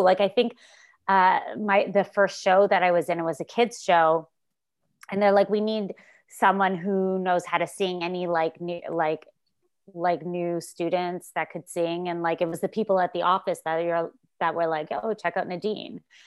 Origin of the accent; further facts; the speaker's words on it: Montreal, Quebec, Canada; moved away as an adult; also born or lived in New York; now in Toronto, Canada; I moved to Toronto 'cause I'm from Montreal originally.